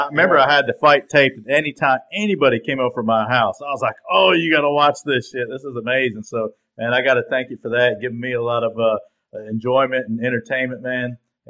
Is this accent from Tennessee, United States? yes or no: yes; Tennessee, United States